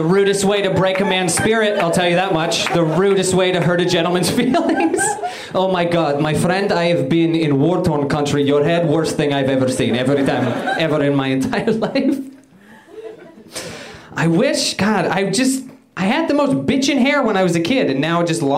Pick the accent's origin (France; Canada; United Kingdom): Canada; moved away as an adult; now in United States; I'm originally from Canada